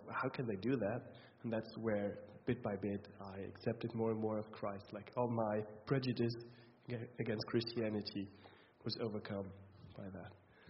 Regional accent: East Germany, Germany; now in Brunswick, Germany; So I grew up in the East as well. I had, like, there was no Christians in my surrounding whatsoever. My family doesn't believe. So I came to faith.

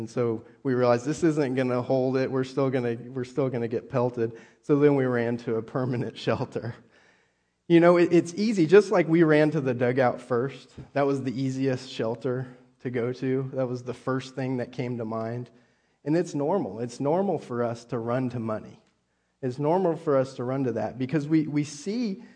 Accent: California, United States; moved away; also born or lived in Texas / Oklahoma; I grew up in California

